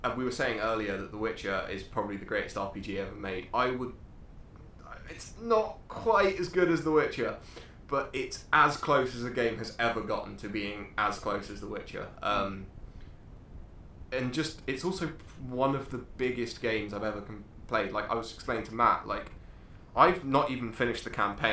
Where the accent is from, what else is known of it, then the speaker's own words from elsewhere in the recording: England, United Kingdom; we're English